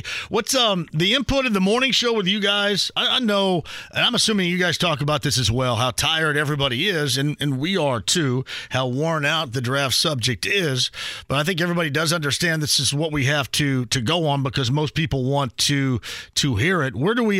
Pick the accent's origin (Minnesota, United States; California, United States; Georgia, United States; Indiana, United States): Indiana, United States; I'm from Southern Indiana, so it's okay.